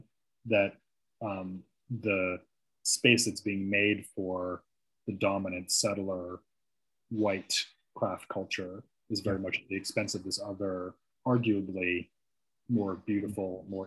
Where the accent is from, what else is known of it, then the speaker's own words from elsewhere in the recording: United States; also born or lived in London, United Kingdom; my home country